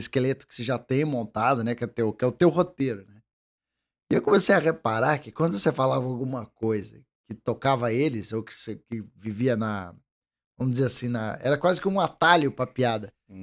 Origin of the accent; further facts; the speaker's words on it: Curitiba, Paraná, Brazil; eu sou curitibano que tecnicamente não tem essa, essa vamos dizer, cultura do mate.